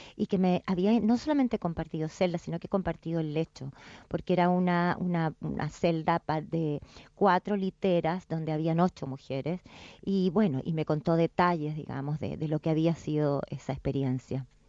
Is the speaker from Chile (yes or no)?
yes; Chile; moved away; also born or lived in England; O sea, soy chilena, sin duda, mi país, lo considero mi país